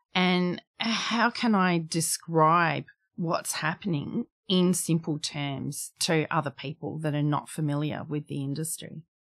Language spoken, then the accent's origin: English; Darwin, Northern Territory, Australia; moved away; I come from Darwin